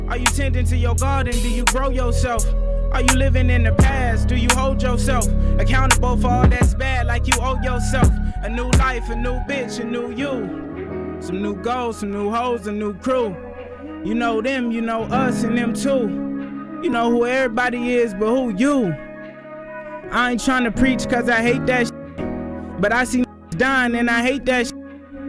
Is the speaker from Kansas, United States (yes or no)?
no; Vallejo, California, United States; I'm from Vallejo, California. Bay Area, California.